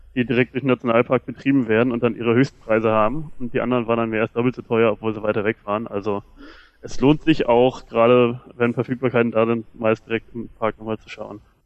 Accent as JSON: {"language": "German", "country": "Germany", "said": "wir Deutsche"}